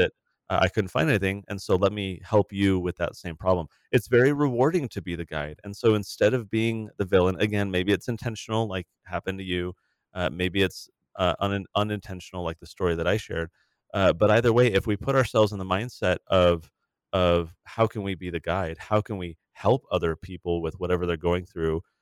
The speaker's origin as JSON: {"language": "English", "town": "San Diego", "region": "California", "country": "United States", "tie": "born or raised there", "said": "I grew up in San Diego in the nineties, eighties and nineties"}